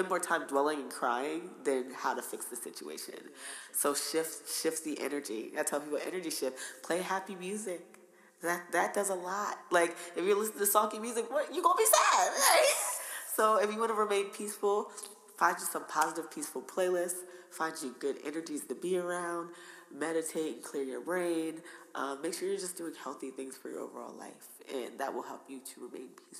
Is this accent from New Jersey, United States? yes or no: yes; New Jersey, United States; accent: Jersey; I get teased all the time for my accent. It's okay. Jersey Girls is out here